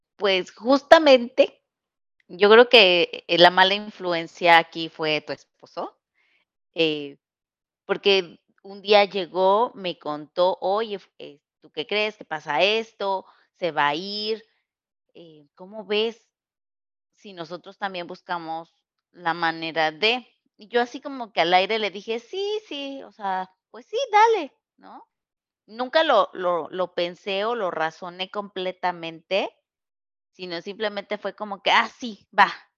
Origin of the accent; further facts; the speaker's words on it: Mexico; moved away as an adult; also born or lived in Querétaro; now in California, United States; Nosotros somos mexicanas y nos mudamos a Estados Unidos.